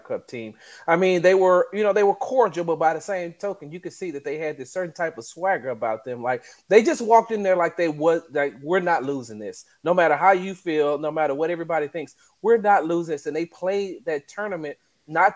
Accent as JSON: {"language": "English", "town": "Houston", "region": "Texas", "country": "United States", "said": "I am from Houston, Texas"}